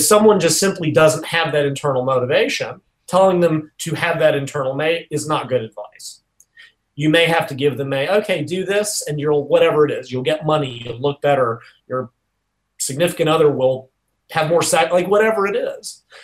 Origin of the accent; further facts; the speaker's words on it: Nashville, Tennessee, United States; in Nashville, which is my hometown.